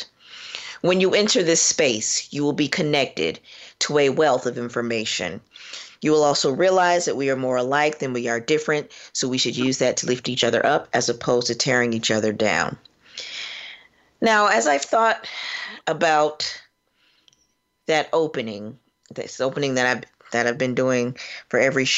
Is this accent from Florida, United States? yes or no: yes; Florida, United States; now in Cincinnati, United States; I am from Florida, which I'm a little bit embarrassed about as of late, but I am from there, and currently practicing in Cincinnati, Ohio